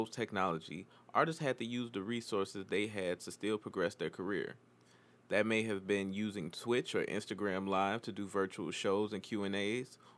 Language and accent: English; Chicago, Illinois, United States; as a Chicagoan